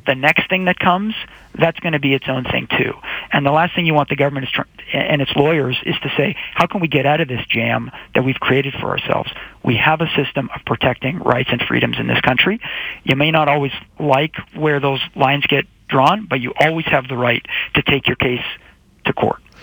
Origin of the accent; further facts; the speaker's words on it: Canada; as Canadian citizens